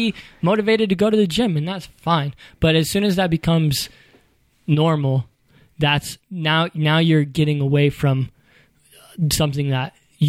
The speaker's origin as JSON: {"language": "English", "town": "Louisville", "region": "Kentucky", "country": "United States", "tie": "born or raised there", "said": "I grew up in Louisville, Kentucky."}